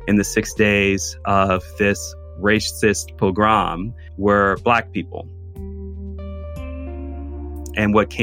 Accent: Chicago, Illinois, United States; Chicago, my hometown

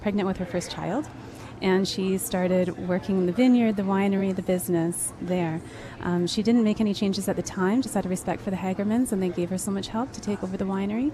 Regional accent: Osoyoos, British Columbia, Canada; moved away; I was born and raised in Osoyoos

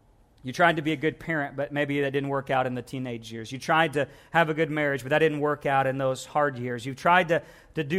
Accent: Missouri, United States; now in Louisiana, United States; as a Missouri boy, now I'm from the South, but then I lived in Missouri most of my life and came back down

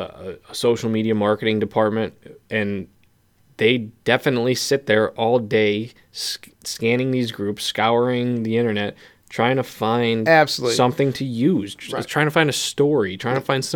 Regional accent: Pennsylvania, United States; But we're from Pennsylvania.

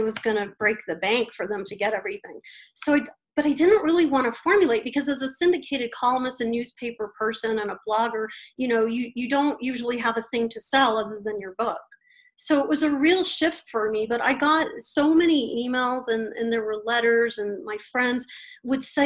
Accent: Colorado, United States; I'm from Colorado

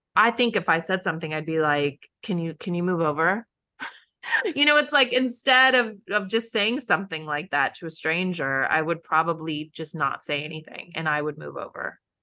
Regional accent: Midwest, United States; now in New York City, United States; I grew up in the Midwest

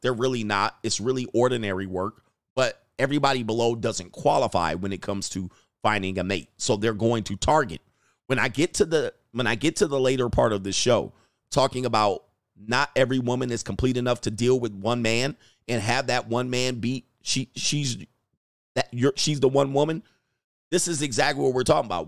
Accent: Los Angeles, California, United States; I grew up in the San Fernando Valley near Burbank and Glendale

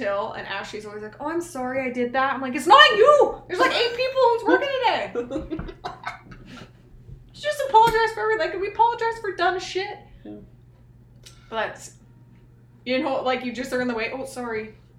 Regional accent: central northern Alberta, Canada; being from like central northern Alberta.

